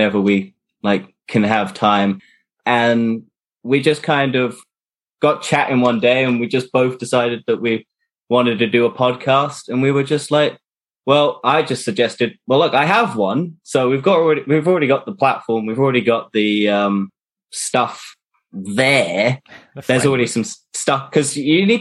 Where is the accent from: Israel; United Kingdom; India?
United Kingdom; I'm from the UK, live in a small town outside of London